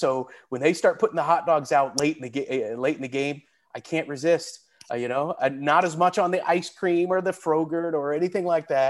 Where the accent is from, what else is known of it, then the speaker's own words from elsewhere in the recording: Indiana, United States; I was a Colts fan when they came over in 1984, back when Mike Pagel was the quarterback of the team.